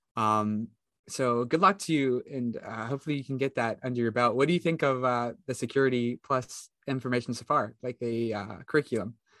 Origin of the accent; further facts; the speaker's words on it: West Virginia, United States; I come from West Virginia